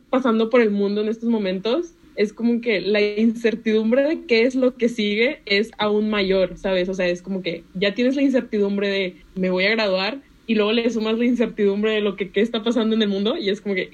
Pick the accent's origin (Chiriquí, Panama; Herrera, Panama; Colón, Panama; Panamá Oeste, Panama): Herrera, Panama; Chitré; now in Monterrey, Mexico; Así como dicen los Tigres, es el del equipo de, Panamá, bueno, de donde soy, de Chitré.